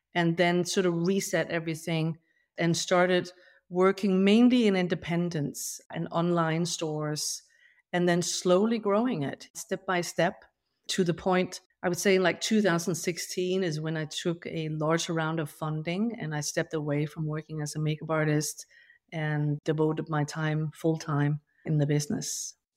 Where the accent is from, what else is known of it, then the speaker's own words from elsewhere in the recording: Denmark; moved away; I grew up, you know, on a farm in rural Denmark